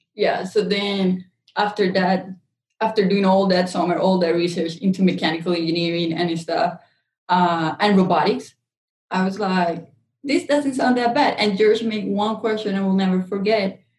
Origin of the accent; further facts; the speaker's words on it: Colombia; moved away; I'm actually from Colombia, South America